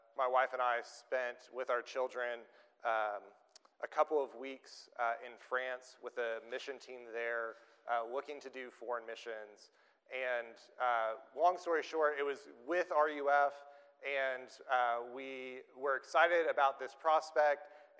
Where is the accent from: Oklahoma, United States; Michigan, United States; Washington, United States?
Oklahoma, United States; moved away; also born or lived in Cambridge, Massachusetts; I grew up in Oklahoma, in the middle of that state, and was there through all of my childhood and went to the University of Oklahoma